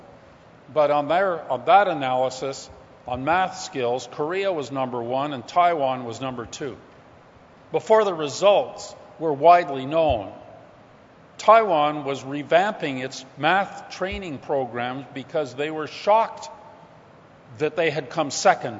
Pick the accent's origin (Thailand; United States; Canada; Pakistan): Canada; as a Canadian